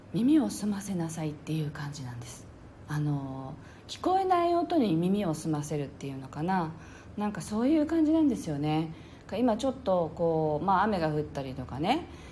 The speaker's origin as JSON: {"language": "Japanese", "region": "Okinawa", "country": "Japan", "said": "私はね沖縄なんですけれど"}